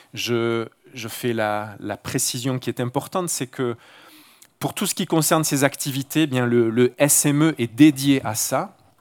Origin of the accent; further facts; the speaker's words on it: Marseille, Provence-Alpes-Côte d'Azur, France; moved away; je ne suis pas originaire d'un petit village de la région, mais d'une grande ville du sud de la France, Marseille, voilà, le bord de mer. mes racines, j'y suis né, j'ai grandi